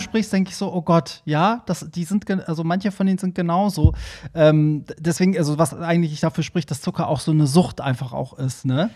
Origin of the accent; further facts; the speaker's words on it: Hamburg, Germany; ich bin auch immer als Hamburger einmal im Monat sozusagen, war ich da immer gebucht